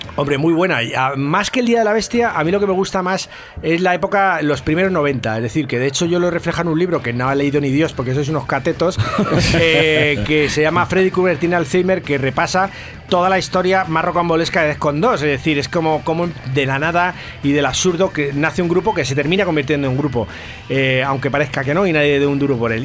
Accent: Madrid, Community of Madrid, Spain; yo soy del barrio del Salvador, que está, es un barrio muy pequeñito que hay, que siempre ha estado un barrio entre descampados, ahí en, entre Hortaleza y San Blas

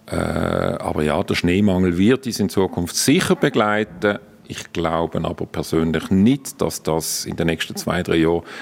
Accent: Basel-Landschaft, Switzerland; now in Lenzerheide, Switzerland; Ich sage dann immer, ich bin kein Basler, ich bin Basel-Bieter. Ein Rapperswiler ist schließlich auch kein Zürcher.

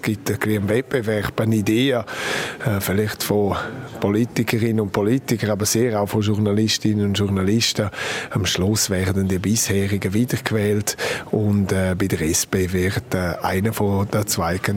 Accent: Graubünden, Switzerland; Und in dieser Konstellation bin ich Bündner und Reto Roman.

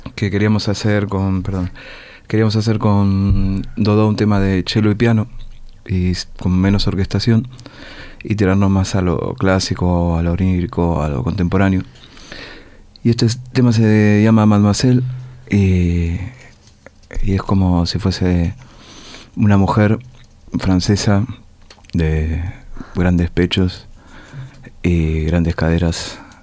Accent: Argentina; Soy un argentino de estos.

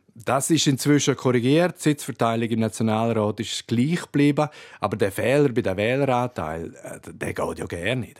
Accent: Graubünden, Switzerland; bei uns in Graubünden

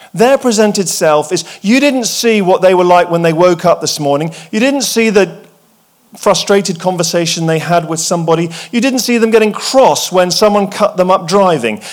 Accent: England, United Kingdom; I'm English, I, and I went to boarding school

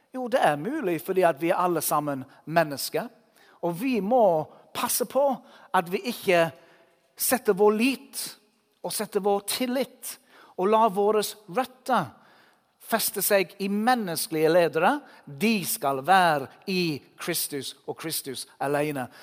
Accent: England, United Kingdom; Norwegian is a second language; now in Norway; Jeg bor i Norge, jeg kommer fra England

